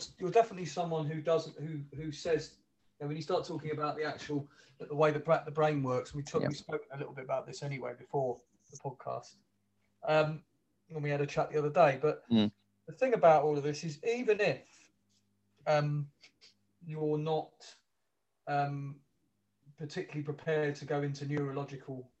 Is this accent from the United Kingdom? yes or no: yes; London, United Kingdom; moved away as an adult; also born or lived in Earlsfield / Brighton; I haven't lived where I was born for 38 years, you know, where I was brought up in Wimbledon Park.